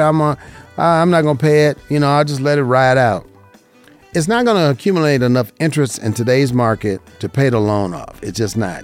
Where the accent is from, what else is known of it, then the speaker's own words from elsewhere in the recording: Las Vegas, Nevada, United States; right here in Las Vegas, Nevada. I love it. This is my hometown. I was born and raised here